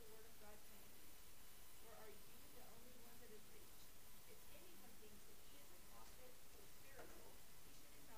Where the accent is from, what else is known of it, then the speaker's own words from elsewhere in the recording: the Northwest, Pacific Northwest, United States; moved away; I'm from the Northwest, and it's beautiful up there